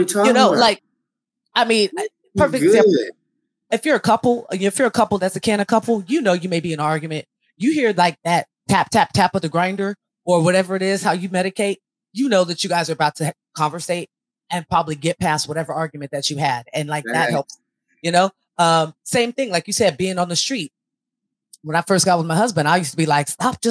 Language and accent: English; Elk Grove, California, United States; also born or lived in San Francisco Bay Area; I was born here, have all my family out there, but was moved back here at 9. So I say I grew up in Elk Grove